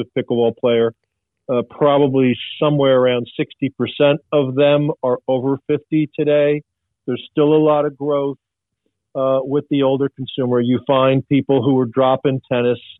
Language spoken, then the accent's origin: English; Long Island, New York, United States; I grew up on Long Island.